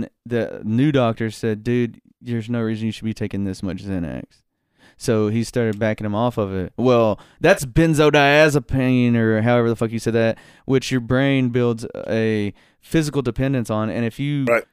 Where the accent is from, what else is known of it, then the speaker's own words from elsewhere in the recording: Hartsville, Tennessee, United States; accent: southern; And I would say, Hartsville, Tennessee